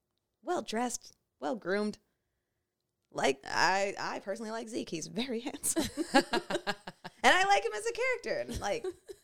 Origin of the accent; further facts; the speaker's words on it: Canada; You're here to be fun, fine, black, and Canadian like us, and you're not that sorry about it.